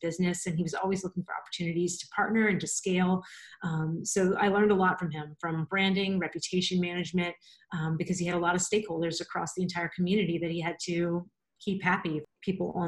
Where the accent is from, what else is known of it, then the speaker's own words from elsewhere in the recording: a small town outside New Orleans, Louisiana, United States; moved away as an adult; now in Orlando, United States; I'm from New Orleans originally, a really small swampy town right outside of New Orleans